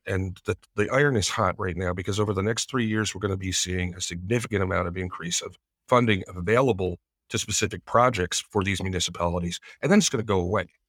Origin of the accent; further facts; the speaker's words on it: Greene County, New York, United States; my hometown